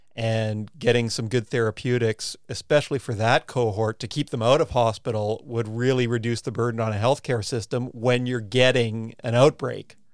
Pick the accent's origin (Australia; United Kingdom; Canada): Canada; now in New Zealand; my home country of Canada